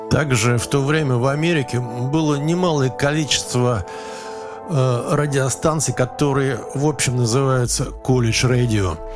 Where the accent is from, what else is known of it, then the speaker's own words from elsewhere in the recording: Moscow, Russia; Здесь у нас был и болгарин, и, значит … и, и я, значит, москвич, и британец, и канадец